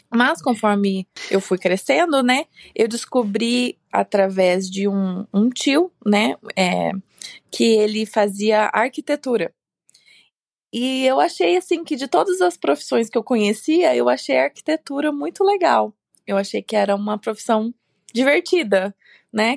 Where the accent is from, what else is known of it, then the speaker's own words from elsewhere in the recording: Sorriso, Mato Grosso, Brazil; moved away as an adult; now in United States; eu nasci numa cidade bem pequena do Brasil, lá no interior, é uma cidade chamada Sorriso, no estado de Mato Grosso. E pelo menos na minha região, eu cresci rodeada com fazendas